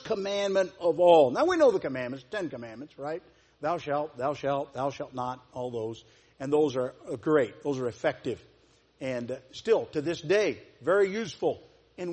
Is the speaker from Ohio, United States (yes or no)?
yes; Celina, Ohio, United States; I'm from Salina